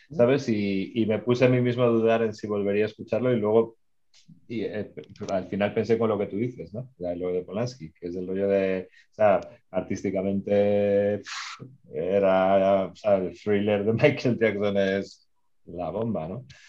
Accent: Spain; accent: Spanish (Spain); now in Mexico; yo soy medio mexicano, mi madre es mexicana, me siento muy mexicano, no quiero que suene mal con mi acento español

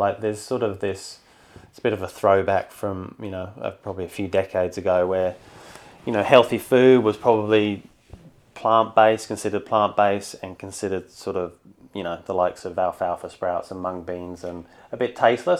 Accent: Sydney, New South Wales, Australia; Well, I'm from Sydney, so I'm up here for work.

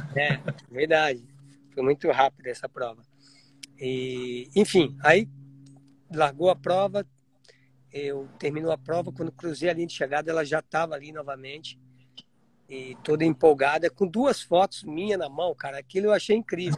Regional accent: Piedade, São Paulo, Brazil; now in Florida, United States; Eu sou de Piedade, sou do interior de São, sou em Piedade, interior de São Paulo.

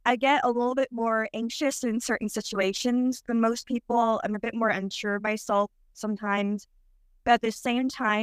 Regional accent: New Jersey, United States; I'm 33 and I'm from New Jersey

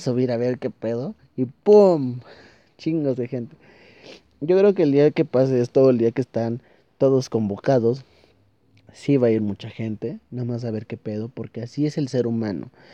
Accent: Toluca, State of Mexico, Mexico; soy de Toluca, estamos muy cerca

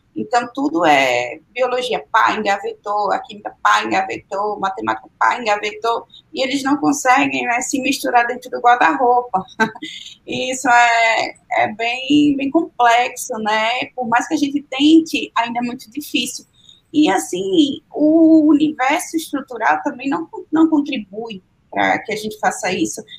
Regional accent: Sergipe, Brazil; moved away; lá em Sergipe, eu sou sergipana

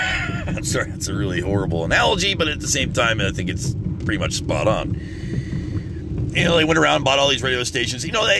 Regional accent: United States

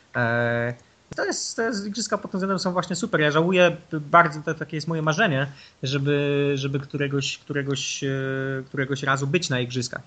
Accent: Nowa Sól, Lubusz Voivodeship, Poland; ja jestem z Nowej Soli, jeździłem na turnieje piłki ręcznej do Głogowa

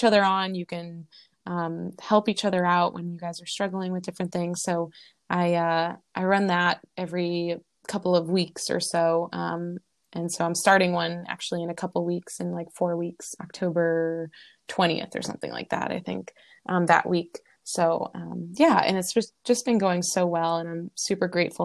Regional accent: Boston, Massachusetts, United States; moved away as an adult; also born or lived in Long Beach, California; now in Hawaii, United States; I was born and raised in Boston, or outside of Boston

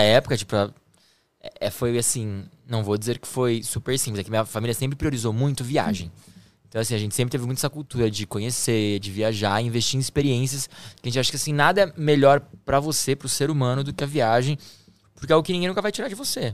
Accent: Campinas, São Paulo, Brazil; also born or lived in Germany; eu sou de Campinas

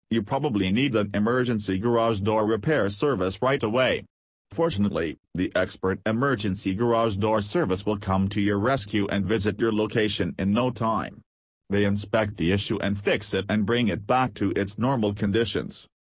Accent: Rockville, Maryland, United States; from Rockville, Maryland and USA.

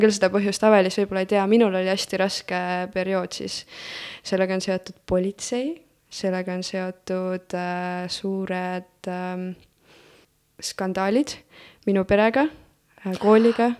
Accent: Elva, Tartu County, Estonia; also born or lived in Florida, United States; ma olen sündinud äh, Tartus ja algselt elasin Elvas

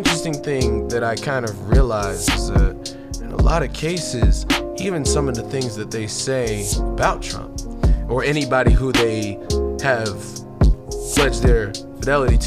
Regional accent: United States; We as Americans

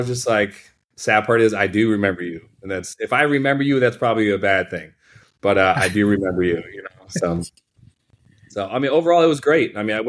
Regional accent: Rochester, New York, United States; All right. From Rochester, New York. My accent is gone because haven't been back in 20 years.

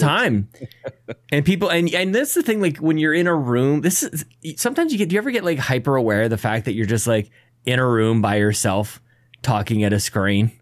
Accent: Canada; As a Canadian, we say

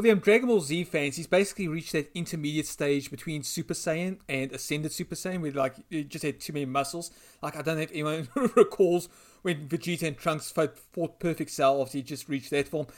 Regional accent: South Africa; I'm from South Africa.

